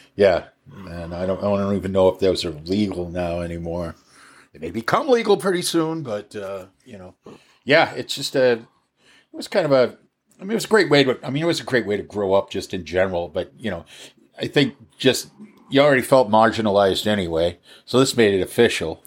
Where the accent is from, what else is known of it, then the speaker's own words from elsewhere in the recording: Cohasset, Massachusetts, United States; also born or lived in Los Angeles / Minneapolis; now in Alameda, United States; I grew up outside of Boston. I was, uh, I grew up in a town called Cohasset